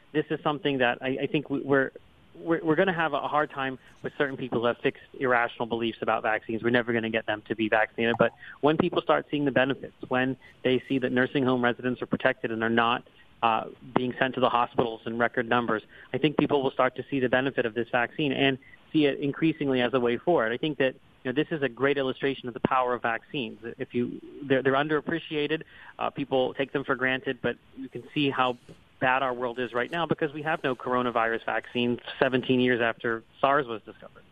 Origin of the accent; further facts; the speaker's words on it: Pennsylvania, United States; Pennsylvania, my home state